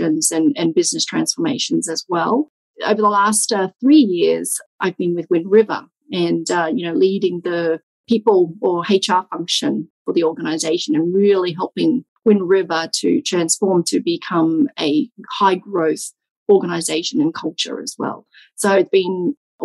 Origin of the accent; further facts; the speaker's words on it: Australia; moved away; also born or lived in Vietnam / France; I was born in Vietnam, and I left Vietnam when I was 2 years old as a refugee with my parents at that time, of course. And we moved, migrated to Australia when I was 2.5, something like that.